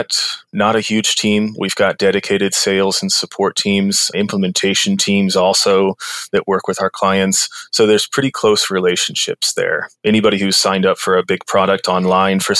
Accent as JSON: {"language": "English", "town": "Kansas City", "region": "Missouri", "country": "United States", "also_born_or_lived": "New York City", "moved": "as an adult", "said": "I'm from Kansas City. I was living there."}